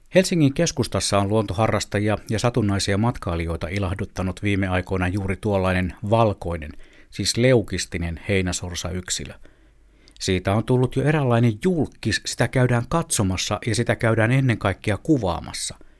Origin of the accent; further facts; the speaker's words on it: Southern Savonia, Finland; moved away; synnyin kaupungissani Etelä-Savossa